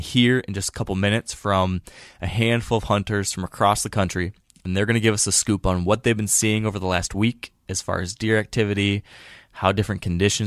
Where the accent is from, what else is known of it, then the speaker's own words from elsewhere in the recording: Michigan, United States; my home state of Michigan